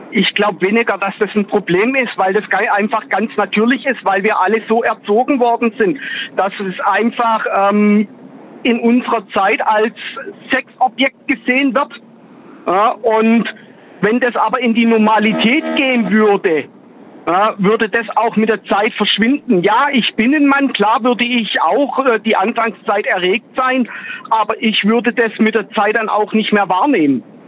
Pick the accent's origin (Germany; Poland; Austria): Germany; Gladbeck, North Rhine-Westphalia; Aus Nordrhein-Westfalen, aus Gladbeck.